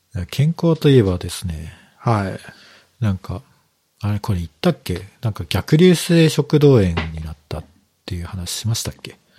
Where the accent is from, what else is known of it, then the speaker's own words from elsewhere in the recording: Kyushu, Japan; moved away; 僕は九州出身なんで